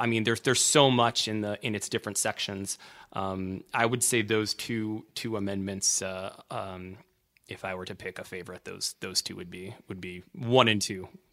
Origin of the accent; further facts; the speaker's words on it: Washington, District of Columbia, United States; I grew up in Washington, D C